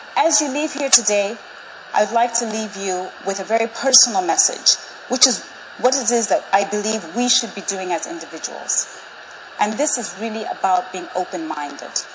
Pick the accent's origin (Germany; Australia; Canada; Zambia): Zambia; I was born and raised in Zambia in 1969.